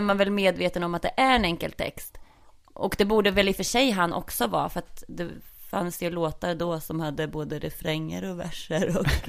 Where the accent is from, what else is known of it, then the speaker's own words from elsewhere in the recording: Norrköping, Östergötland, Sweden; accent: Östgötska; då växte jag ju upp i Ektorp eh, som ligger i Norrköping.